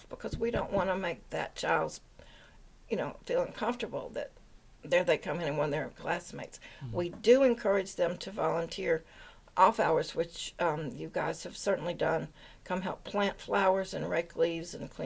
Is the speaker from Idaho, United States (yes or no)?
no; Memphis, Tennessee, United States; now in Waitsfield, United States; I live in Waitsfield. I'm originally from Memphis, Tennessee